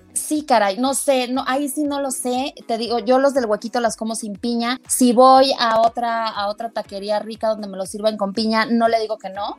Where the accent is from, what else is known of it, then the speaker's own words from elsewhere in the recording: Mexico City, Mexico; soy tan chilanga que si yo salgo de, Ciudad de México